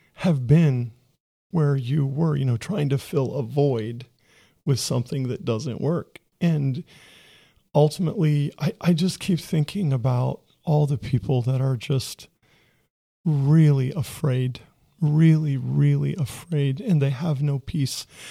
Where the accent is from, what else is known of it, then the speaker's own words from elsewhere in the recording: Ohio, United States; I'm from Ohio